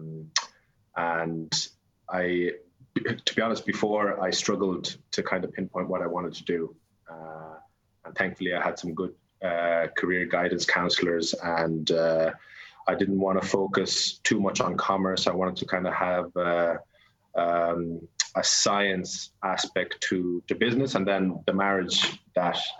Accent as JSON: {"language": "English", "town": "Wexford", "region": "Leinster", "country": "Ireland", "said": "I'm from Wexford"}